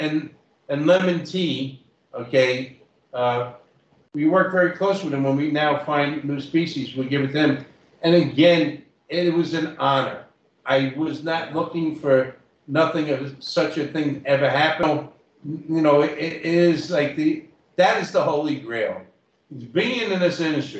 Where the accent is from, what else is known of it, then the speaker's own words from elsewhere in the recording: New York, United States; moved away; also born or lived in Toronto, Canada / Guelph, Canada; I'm just from the Bronx